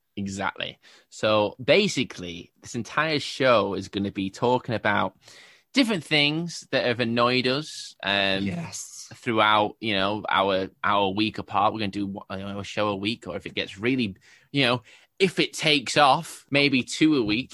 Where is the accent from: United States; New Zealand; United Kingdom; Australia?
United Kingdom; England; I'm English